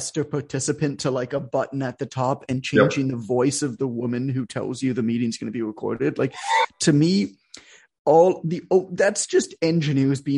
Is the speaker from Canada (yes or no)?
yes; Canada; I'm Canadian, so I was playing ice hockey because that's what Canadians do.